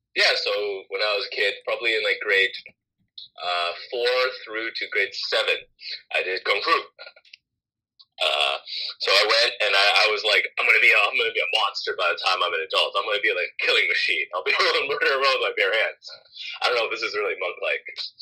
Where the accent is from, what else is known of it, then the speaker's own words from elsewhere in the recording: Hong Kong; so I'm from Hong Kong, so Hong Kong got occupied by the British.